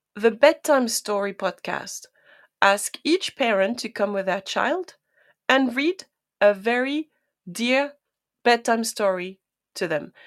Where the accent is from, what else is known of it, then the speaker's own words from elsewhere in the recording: France; first language French; English is a second language; now in United Kingdom; I am, um, French native speaker